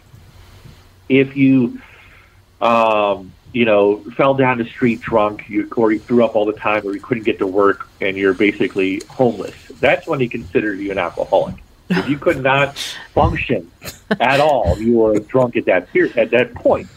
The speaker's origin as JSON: {"language": "English", "town": "Baltimore", "region": "Maryland", "country": "United States", "tie": "born or raised there", "accent": "Baltimore", "said": "it is my hometown. I was born and raised in Baltimore City."}